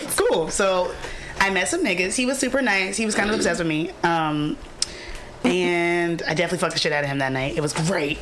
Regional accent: the South, United States; I'm from the South

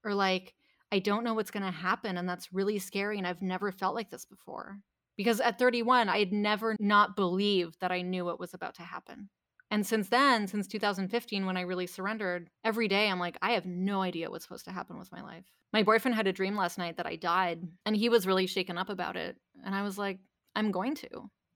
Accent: Canada; I grew up in Canada

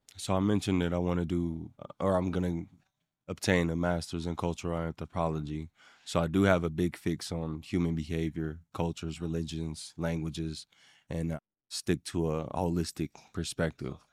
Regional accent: Ohio, United States; also born or lived in Evansville, Indiana; I was born in Indiana, raised in Ohio

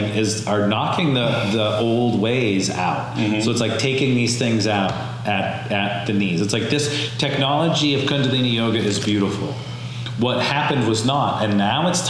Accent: Hazleton, Pennsylvania, United States; born in Hazleton, Pennsylvania

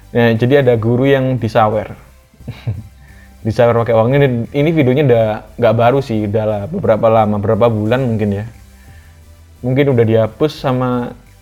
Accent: Surabaya, East Java, Indonesia; also born or lived in Menganti, Gresik / North Sumatra (Batak ancestry); di daerahku di Surabaya

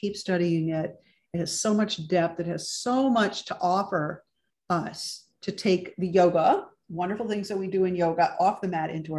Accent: Ohio, United States; moved away as an adult; also born or lived in Chicago; now in New York City, United States; I grew up in Ohio

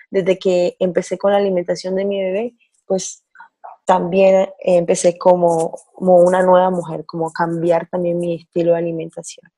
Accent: Barranquilla, Atlántico, Colombia; now in Israel; Soy colombiana de Barranquilla, del norte de Colombia, y vivo aquí con mi esposo y mi bebé

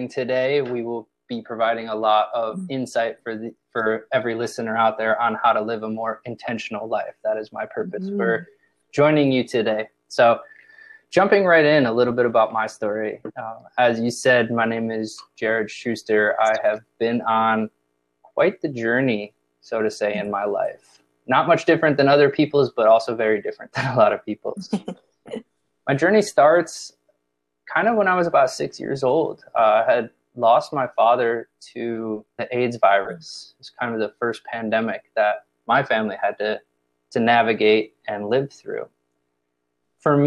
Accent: Chicago, Illinois, United States; moved away as an adult; also born or lived in Indiana / Los Angeles; I'm from the Midwest, born and raised Chicago, Illinois

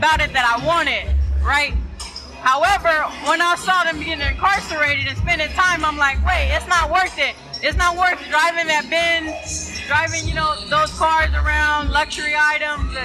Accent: San Diego, California, United States; I grew up in Southeast San Diego off of 47th and Market Street.

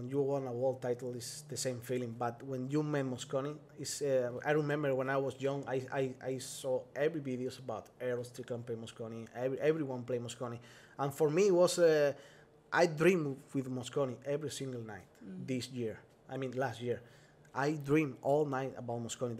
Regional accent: Spain; English is a second language

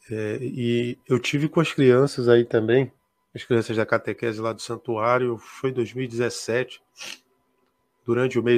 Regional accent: Rio Branco, Acre, Brazil; Eu sou de Rio Branco, da capital.

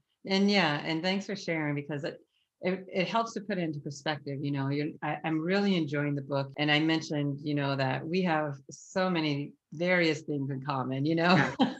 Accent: Ohio, United States; now in Boston, United States; We moved from Ohio to Boston because my father is in ministry, and that's why we moved to Boston.

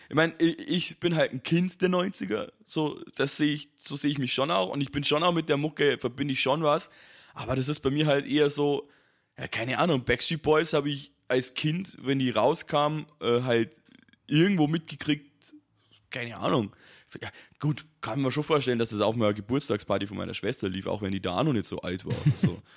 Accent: Bavaria, Germany; ich als Bayer

